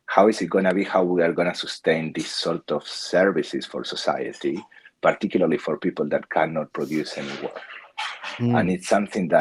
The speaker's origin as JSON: {"language": "English", "region": "Patagonia", "country": "Argentina", "tie": "born or raised there", "also_born_or_lived": "Buenos Aires, Argentina", "moved": "as an adult", "lives_now": "Australia", "said": "I was born in Argentina. I lived most of my life in Patagonia."}